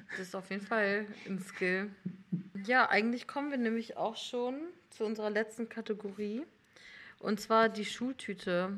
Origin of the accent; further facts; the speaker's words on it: Hamburg commuter belt, Northern Germany, Germany; German is a second language; moved away as an adult; ich komme aus Norddeutschland ähm, und habe so Abi gemacht in so einer CDU-City mhm. im Hamburger Speckgürtel.